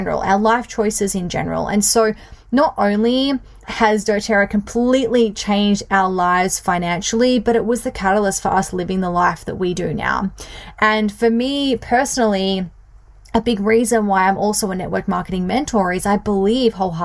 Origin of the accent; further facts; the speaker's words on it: Bunbury, Western Australia, Australia; also born or lived in Perth; I was born and grew up in a country town, which is not really country anymore, but in a town that is a couple of hours south of Perth in Bunbury, Western Australia